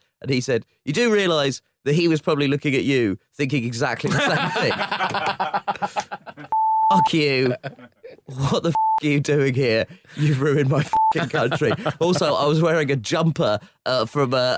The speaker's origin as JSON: {"language": "English", "region": "London", "country": "United Kingdom", "said": "As a Londoner"}